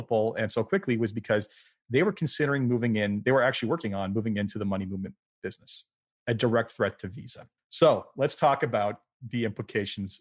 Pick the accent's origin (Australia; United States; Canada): Canada; including my home country of Canada